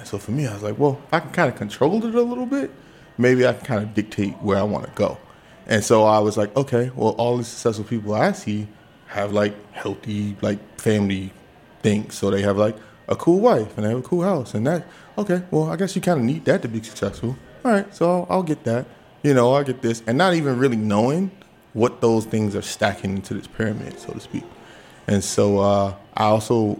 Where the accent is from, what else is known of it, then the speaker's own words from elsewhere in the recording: Washington, District of Columbia, United States; I'm like, Southwest.